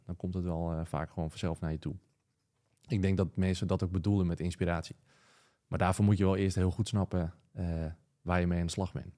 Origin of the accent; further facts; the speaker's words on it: Wieringen, North Holland, Netherlands; now in Schagen, Netherlands; ik kom zelf oorspronkelijk van Wieringen.